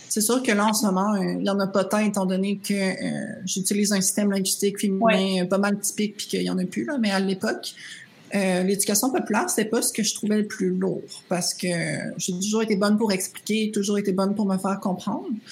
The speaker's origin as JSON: {"language": "French", "town": "Rimouski", "region": "Quebec", "country": "Canada", "moved": "yes", "said": "je venais de Rimouski, j'avais fait l'anglais enrichi"}